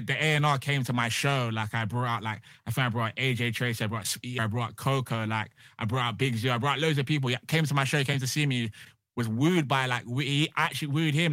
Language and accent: English; Bristol, South West England, United Kingdom; moved away as an adult; now in London, United Kingdom; I'm originally from Bristol, um, and I came to London to kinda satisfy my parents